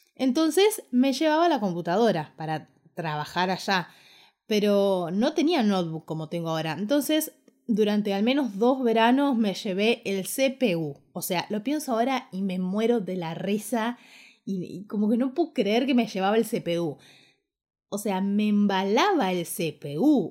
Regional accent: Ushuaia, Tierra del Fuego, Argentina; moved away as an adult; also born or lived in Buenos Aires / Quilmes / Córdoba; Yo nací en Ushuaia, me crié en Ushuaia y a los 18 años decidí que quería estudiar la carrera de diseño gráfico y me vine a vivir a Buenos Aires

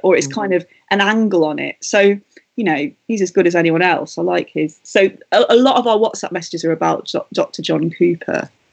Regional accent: Matlock, East Midlands, United Kingdom; moved away; from my hometown of Matlock

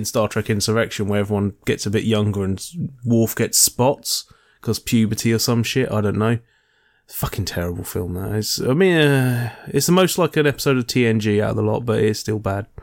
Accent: United Kingdom; as a Brit

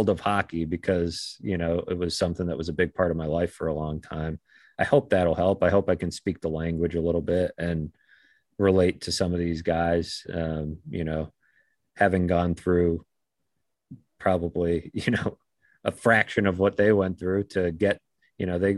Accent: Boston, Massachusetts, United States; I grew up playing hockey in the Boston area

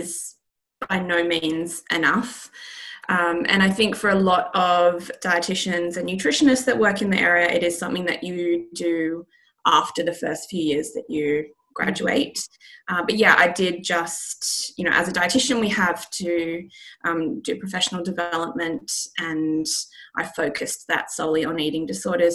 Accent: Australia; now in London, United Kingdom; I'm based in London, but I'm from Australia

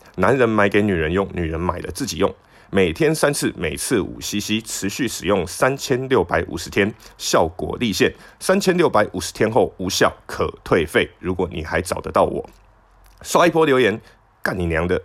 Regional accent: Tainan, southern Taiwan, Taiwan; 我们南部人

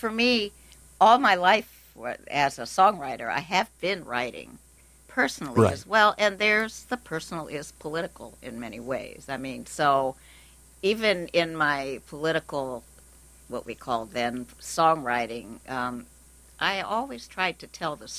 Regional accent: Portland, Oregon, United States; now in New York, United States; I came from Portland, Oregon.

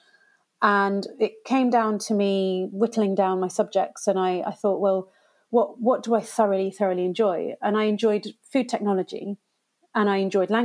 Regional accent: Gloucestershire, South West England, United Kingdom; So I was born and brought up in Gloucestershire

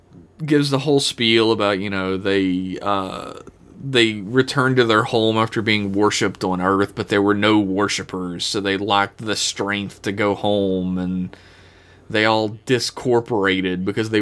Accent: Ireland; I am Irish, it's fine.

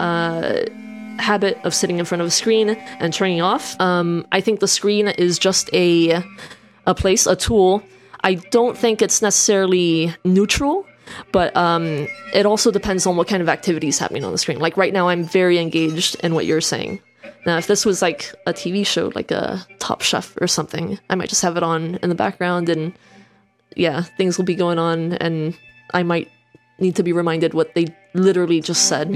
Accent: Miami, Florida, United States; moved away as an adult; also born or lived in Colombia; now in England; I'm the alternative kid that grew up then in a big city, Miami

